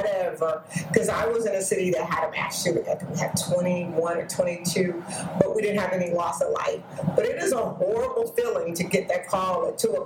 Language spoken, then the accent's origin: English; Arkansas, United States; moved away; I'm originally from Arkansas